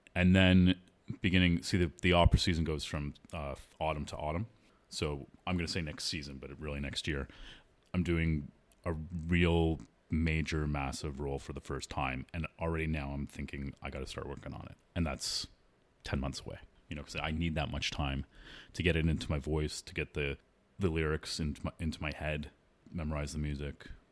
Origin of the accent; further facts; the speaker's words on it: Toronto, Ontario, Canada; I grew up in Toronto